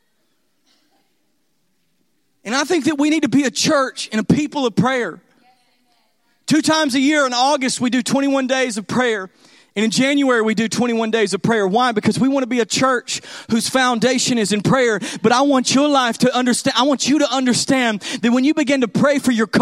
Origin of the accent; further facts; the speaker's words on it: Texas, United States; I'm from Texas